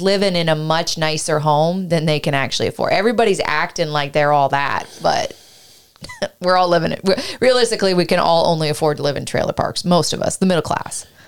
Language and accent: English; Canada; also born or lived in Ireland; now in United States; I was from Canada